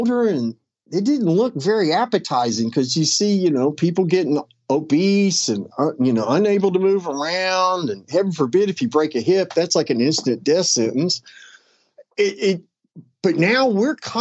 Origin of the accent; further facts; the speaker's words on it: West Virginia, United States; now in Florida, United States; somebody I grew up with back in West Virginia